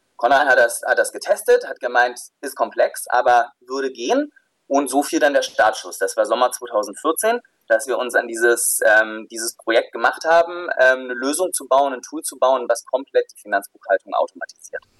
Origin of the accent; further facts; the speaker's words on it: Southern Germany, Germany; also born or lived in Pforzheim / Stuttgart; ich komme aus dem Süden der Republik